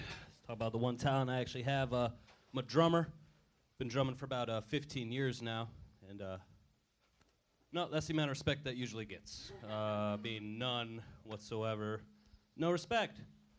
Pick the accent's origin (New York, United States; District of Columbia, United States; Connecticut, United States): District of Columbia, United States; Washington; also born or lived in Florida; now in Los Angeles, United States; D.C. mostly.